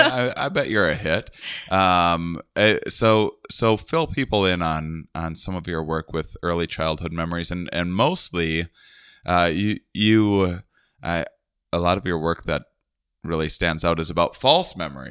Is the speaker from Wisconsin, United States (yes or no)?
yes; Wisconsin, United States; I'm from Wisconsin